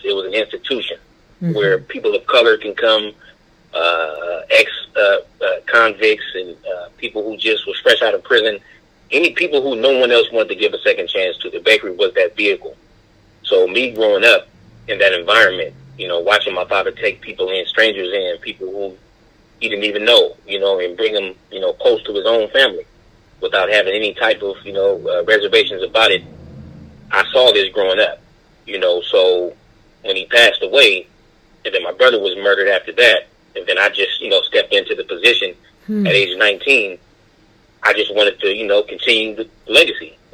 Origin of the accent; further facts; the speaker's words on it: Oakland, California, United States; I'm from Oakland, California